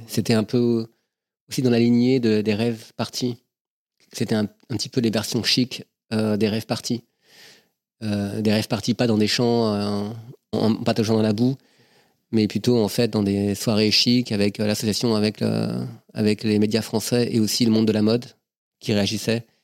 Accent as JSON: {"language": "French", "town": "Versailles", "region": "Île-de-France", "country": "France", "tie": "born or raised there", "said": "je suis né à Versailles en 69"}